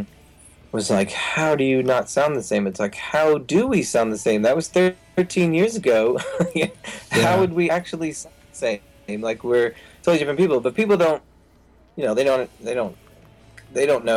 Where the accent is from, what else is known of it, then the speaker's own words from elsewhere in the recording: New Jersey, United States; when I grew up in New Jersey